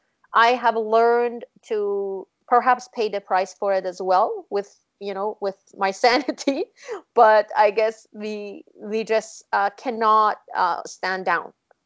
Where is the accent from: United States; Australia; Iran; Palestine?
Iran; moved away as an adult; now in Canada; when I grew up in Iran